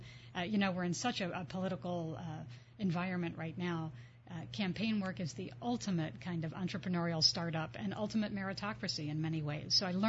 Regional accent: Reading, Pennsylvania, United States; I grew up in Reading, Pennsylvania, outside of Philadelphia, in a small city, in a small family where both of my grandfathers and one grandmother were entrepreneurs.

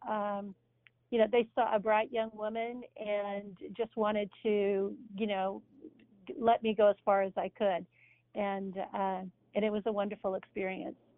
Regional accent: Pittsburg, Kansas, United States; I grew up in a farm town uh, in what they would call Little Pittsburgh

